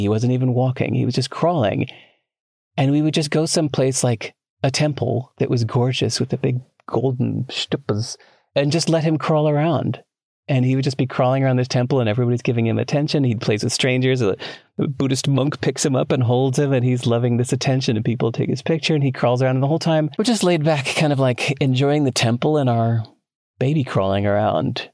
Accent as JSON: {"language": "English", "town": "Chicago", "region": "Illinois", "country": "United States", "tie": "born or raised there", "moved": "yes", "said": "I grew up in Chicago"}